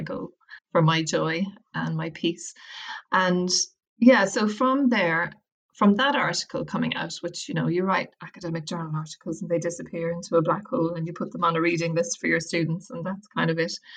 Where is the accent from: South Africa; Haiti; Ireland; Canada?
Ireland; Wicklow, Leinster; moved away as an adult; also born or lived in London / Westport, County Mayo; I'm from Wicklow